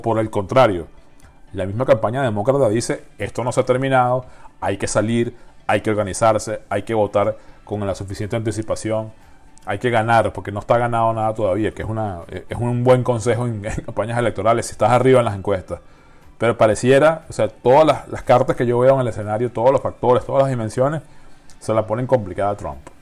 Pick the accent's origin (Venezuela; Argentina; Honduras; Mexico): Venezuela; la venezolana, por la situación que todos conocemos en mi país